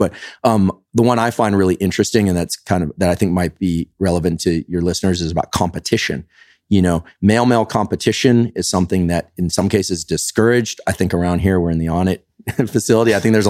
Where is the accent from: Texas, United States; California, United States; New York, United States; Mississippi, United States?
California, United States; Now, I'm not, I'm from the Bay Area, so, like, you've got every variation in, kind of relationship theme there.